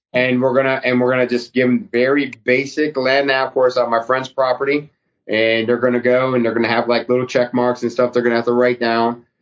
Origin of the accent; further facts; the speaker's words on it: New England, United States; moved away; also born or lived in Alaska; I grew up in New England